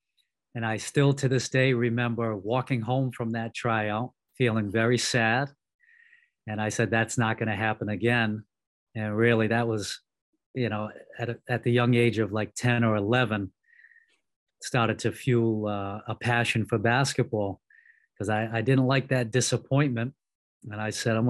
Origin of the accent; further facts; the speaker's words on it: Cranston, Rhode Island, United States; grew up in Cranston, Rhode Island, which is actually the Edgewood side of Cranston